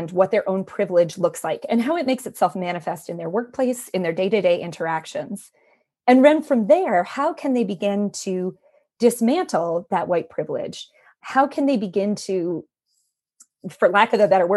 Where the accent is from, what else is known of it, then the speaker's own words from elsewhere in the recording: Maine, United States; I grew up in Maine, which is, you know, one of the whitest states in the union.